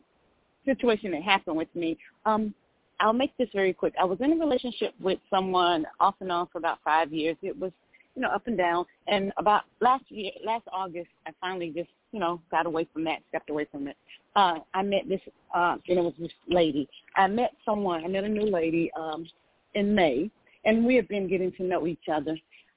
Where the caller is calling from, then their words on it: Atlanta, Georgia, United States; And I'm calling from Atlanta, Georgia.